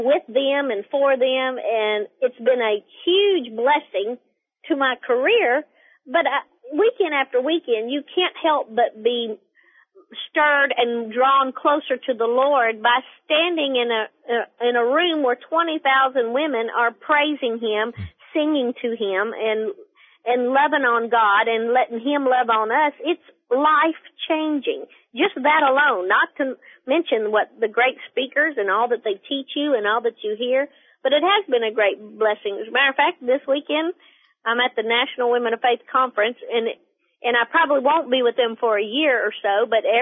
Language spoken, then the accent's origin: English; South Carolina, United States; accent: Southern dialect to hillbilly; moved away as an adult; now in Tennessee, United States; I grew up in South Carolina